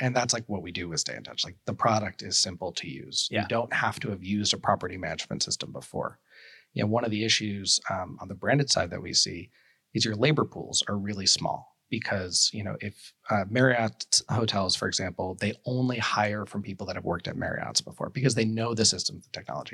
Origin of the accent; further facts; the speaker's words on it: New York City, New York, United States; I grew up in New York City